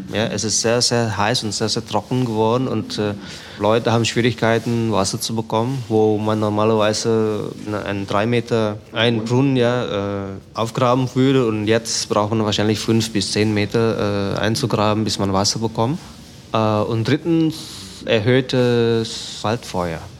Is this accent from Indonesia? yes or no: yes; Jakarta, Indonesia; German is a second language; moved away as an adult; also born or lived in Germany / Aceh; now in Sumatra, Indonesia; Ich bin in Jakarta geboren ich habe zwischendurch in Deutschland studiert